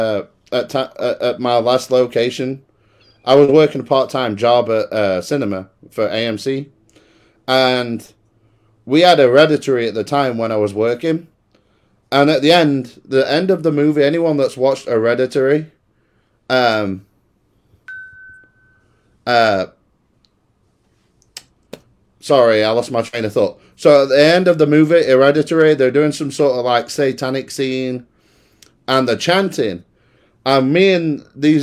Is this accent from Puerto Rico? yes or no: no; United Kingdom; moved away; I'm from Great Britain